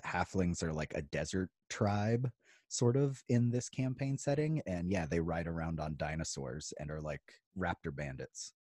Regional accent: Idaho, United States; moved away; also born or lived in Virginia; I grew up in Idaho

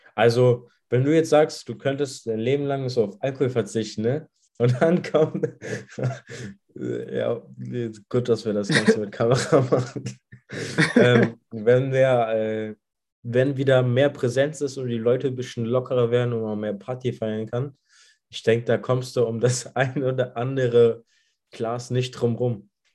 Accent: Saarland, Germany; bei uns im Saarland

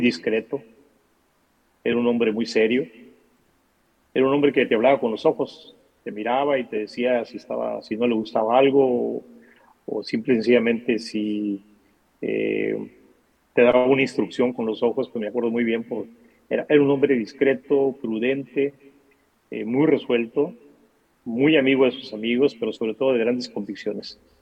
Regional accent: Atil, Sonora, Mexico; also born or lived in Mexico City; yo soy de Atil, y es una región este, pues eh, realmente cercana, aquí del norte del norte, de Sonora

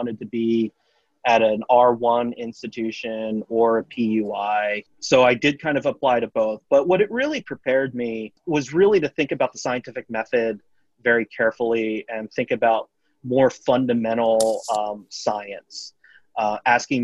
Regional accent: Lancaster, Pennsylvania, United States; moved away as an adult; also born or lived in Colorado / Los Alamos, New Mexico; I grew up in Lancaster, Pennsylvania. I grew up in Pennsylvania. So I'd stayed all my life in Pennsylvania

